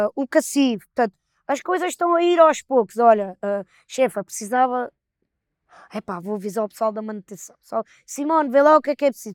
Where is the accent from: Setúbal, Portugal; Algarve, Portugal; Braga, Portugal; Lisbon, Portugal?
Setúbal, Portugal; Palmela; nós somos de, de Palmel, né? uma vila, um conselho